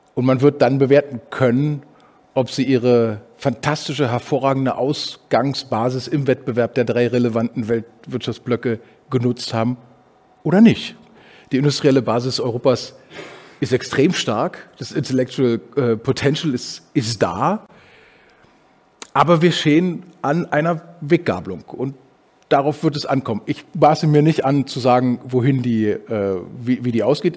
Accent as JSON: {"language": "German", "region": "Berlin", "country": "Germany", "tie": "born or raised there", "moved": "yes", "lives_now": "Austria", "said": "meiner Heimatstadt Berlin"}